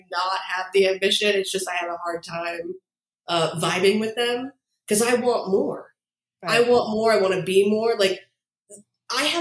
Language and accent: English; 10 minutes outside of New York City, New Jersey, United States; I was born 10 minutes outside of New York City